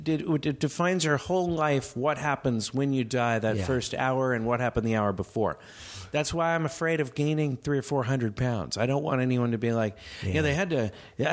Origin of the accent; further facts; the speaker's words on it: Bay Area, California, United States; and we're all from the Bay Area